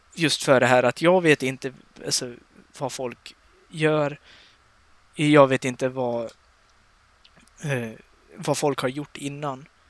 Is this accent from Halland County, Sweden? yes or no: no; Dalarna County, Sweden; jag har varit hemma i Dalarna nu i en vecka. Jag har precis flyttat ja. hem